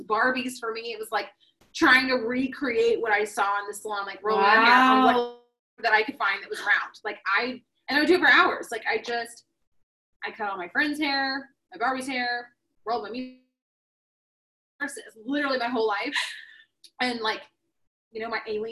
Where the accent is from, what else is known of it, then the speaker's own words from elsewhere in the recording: the South, United States; I'm from the South